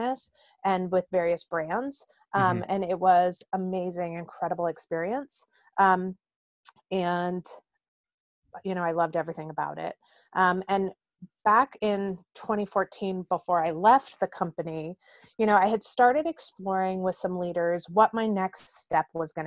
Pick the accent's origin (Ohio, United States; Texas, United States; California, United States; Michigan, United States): California, United States; also born or lived in New York; I grew up in California